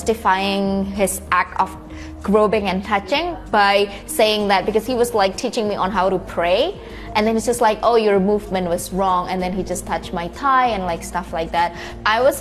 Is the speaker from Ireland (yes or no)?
no; Jakarta, Indonesia; I'm from Jakarta, Indonesia.